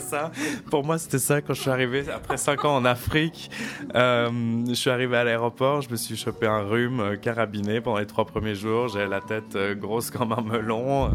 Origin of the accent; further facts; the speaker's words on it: Lausanne, Vaud, Switzerland; moved away as an adult; also born or lived in Geneva / Bulgaria / Djibouti / Accra, Ghana; now in Riga, Latvia; j'ai grandi à Lausanne